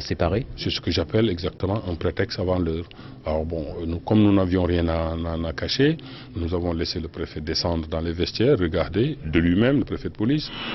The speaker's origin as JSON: {"language": "French", "town": "Marseille", "region": "Provence-Alpes-Côte d'Azur", "country": "France", "tie": "born or raised there", "accent": "Marseille", "said": "quand j'étais à l'école communale tout, tout, petit. Ben, il y avait deux, deux, Parisiens qui étaient venus habiter Marseille. Ben, on, on se foutait de leur accent et on se moquait, et, eux, ils se moquaient de notre accent aussi"}